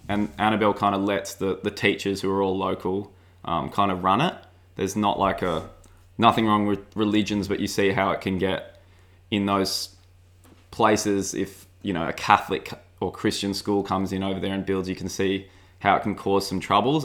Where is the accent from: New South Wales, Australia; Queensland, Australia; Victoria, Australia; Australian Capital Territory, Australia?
New South Wales, Australia; Sydney; growing up in Avalon